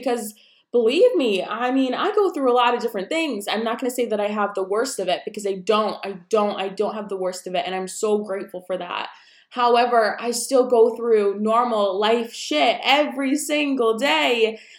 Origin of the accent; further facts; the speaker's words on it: New York, United States; also born or lived in Colorado Springs / Wisconsin; I am 22 years old. I am originally from New York. My dad is military, so we moved around. So I've lived in, obviously, New York, Colorado Springs, and Wisconsin. And now I am in Virginia with my husband.